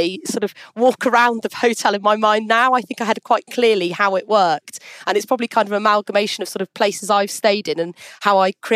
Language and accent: English; United Kingdom; also born or lived in Switzerland; as a Brit